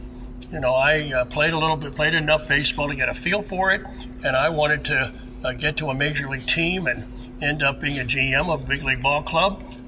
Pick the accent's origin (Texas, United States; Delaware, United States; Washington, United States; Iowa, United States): Delaware, United States; Wilmington; moved away as an adult; now in Orlando, United States; I grew up in Wilmington, Delaware